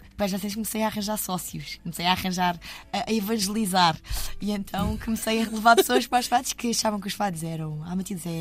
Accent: Estremoz, Alentejo, Portugal; moved away; also born or lived in Lisbon; vim de Estremoz lá das berças e, e já tarde. uh, é verdade, vivia numa terra pequena de, de, que não havia assim muito para fazer.

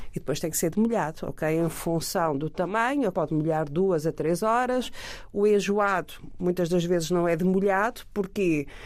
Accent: Peniche, Leiria District, Portugal; Eu sou de Peniche

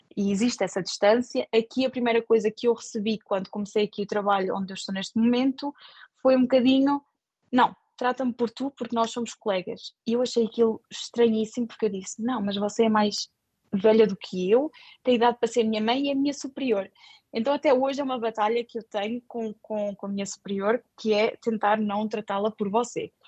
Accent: Portugal; moved away as an adult; also born or lived in Luxembourg; now in France; nós portugueses

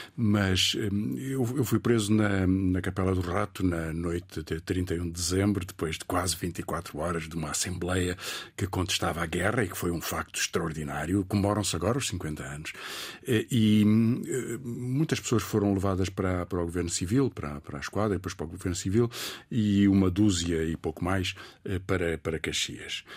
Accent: Portugal; born or raised there; also born or lived in Mozambique

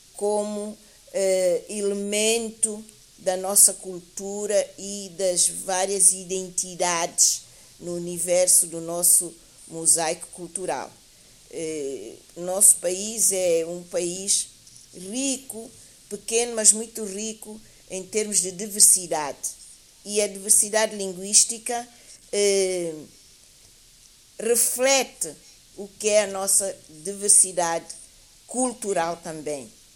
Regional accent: São Tomé & Príncipe; aqui em São Tomé e Príncipe

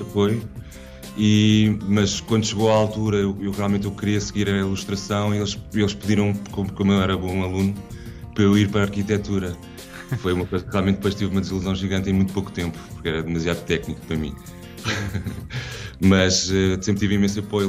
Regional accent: Carcavelos, Lisbon, Portugal

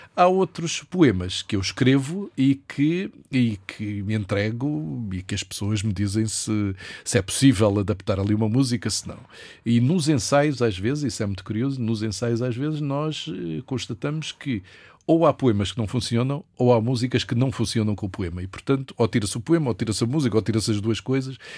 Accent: Angola; moved away as an adult; now in Lisbon, Portugal; Onde nasci, onde o meu pai já tinha nascido, onde a minha irmã nasceu.

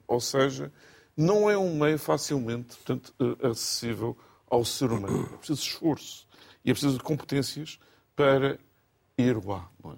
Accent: Portugal; eu sou ilhéu, portanto, de nascença

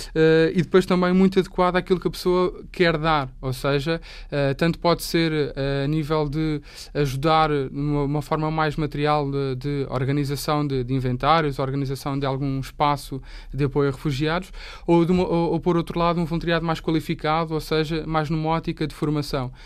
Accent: Portugal; eu, enquanto português, que sei falar pelo menos, sei, sei a língua

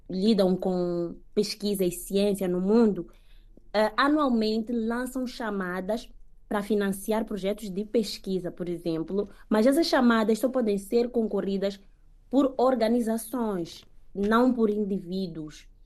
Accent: Mozambique; moved away as an adult

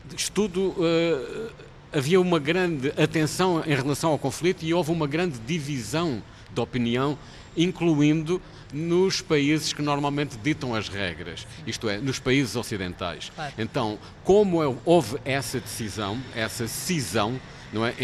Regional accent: Portugal; somos portugueses

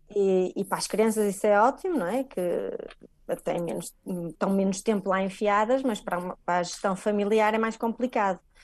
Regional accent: Portugal; moved away as an adult; also born or lived in Viana do Castelo; now in Italy

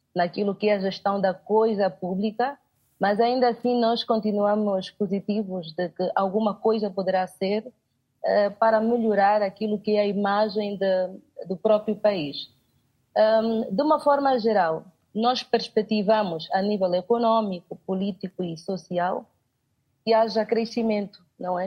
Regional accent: Angola; como angolana, enquanto angolana, enquanto jovem

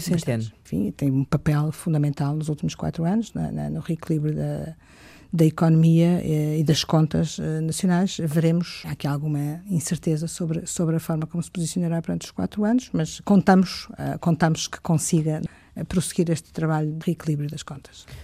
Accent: Coimbra, Centro, Portugal; Coimbra, como sabem, é a minha cidade, onde nasci, eh, cresci, eh, estudei.

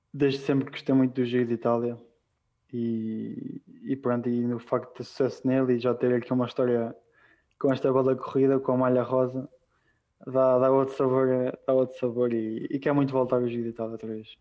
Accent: A dos Francos, Leiria District, Portugal; moved away as an adult; now in Andorra; foi aí que eu cresci, foi com aquelas pessoas que eu cresci

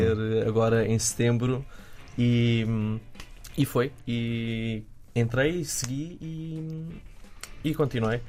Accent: Quinta do Anjo, Setúbal, Portugal; Vim da Quinta do Anjo, uh, o meu avô era agricultor

